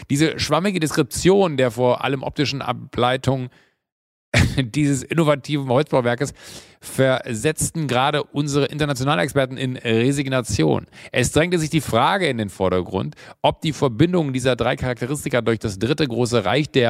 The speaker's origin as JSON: {"language": "German", "region": "Rhineland", "country": "Germany", "said": "ich komme aus dem Rheinland"}